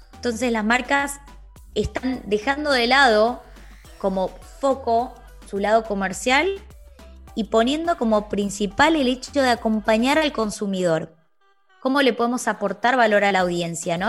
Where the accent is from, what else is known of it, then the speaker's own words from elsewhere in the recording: Argentina; Soy de Argentina.